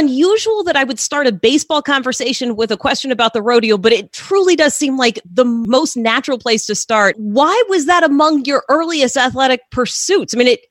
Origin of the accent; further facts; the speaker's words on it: Texas, United States; I grew up in Texas as well